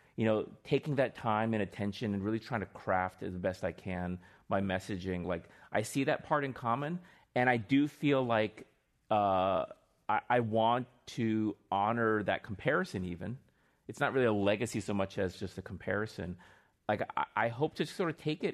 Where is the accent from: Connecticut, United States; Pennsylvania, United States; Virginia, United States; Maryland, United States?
Virginia, United States; Northern; also born or lived in Seoul, Korea; I grew up in Northern Virginia